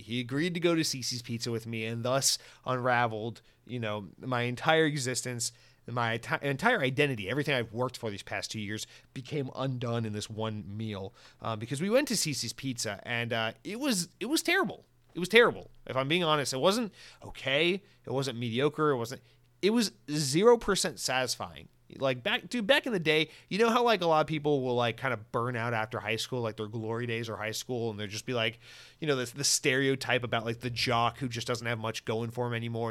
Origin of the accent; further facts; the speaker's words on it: United States; as an American